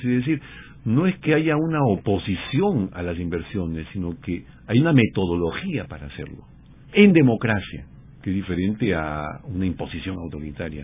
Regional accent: Peru; del Perú, que es de donde yo vengo y conozco más

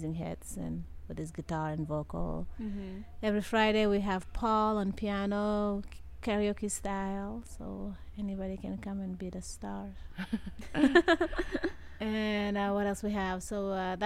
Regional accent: Dakar, Senegal; moved away as an adult; now in Las Vegas, United States; I come from Senegal, West Africa, mm-hmm. Dakar

